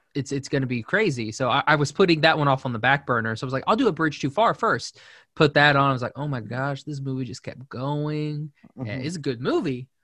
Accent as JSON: {"language": "English", "town": "Shawnee", "region": "Oklahoma", "country": "United States", "moved": "as an adult", "said": "I'm from Shawnee, Oklahoma"}